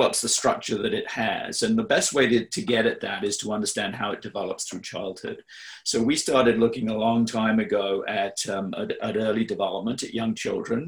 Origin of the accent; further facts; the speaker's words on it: England, United Kingdom; I grew up in England, in the UK